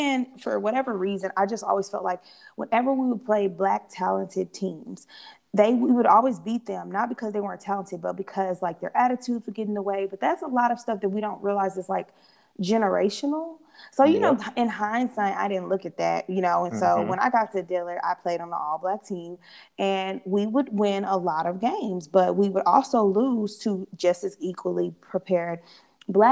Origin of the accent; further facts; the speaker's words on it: Missouri City, Texas, United States; moved away as an adult; also born or lived in New Orleans, Louisiana / Kansas; I come from Houston, so that's a melting pot, like where I grew up in Missouri City